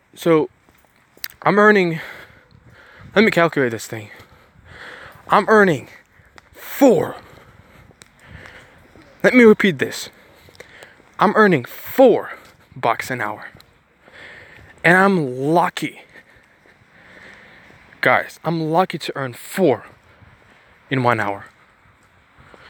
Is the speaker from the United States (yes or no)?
no; Ukraine; now in Bulgaria; I was born in Ukraine